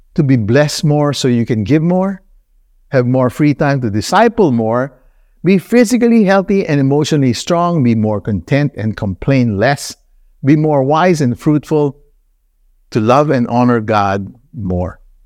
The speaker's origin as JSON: {"language": "English", "country": "Nigeria", "tie": "born or raised there", "also_born_or_lived": "Philippines / United States", "moved": "yes", "said": "I grew up in Nigeria."}